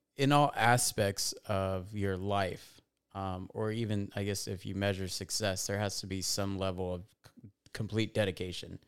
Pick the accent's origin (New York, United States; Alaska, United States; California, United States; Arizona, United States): California, United States; Fontana; born and raised in a little town called Fontana, California